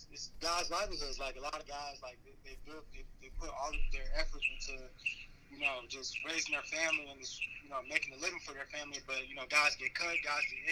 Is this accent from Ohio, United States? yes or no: yes; Cincinnati, Ohio, United States; born or raised there